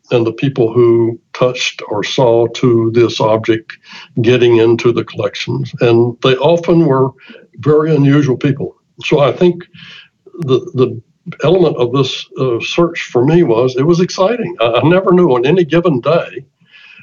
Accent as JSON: {"language": "English", "town": "Douglas", "region": "Georgia", "country": "United States", "tie": "born or raised there", "moved": "yes"}